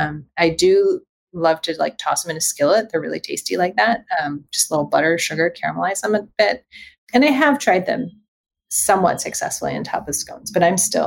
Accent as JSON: {"language": "English", "town": "Los Angeles", "region": "California", "country": "United States", "tie": "born or raised there", "said": "I was born and raised in Los Angeles in Southern California, and my family is Chinese"}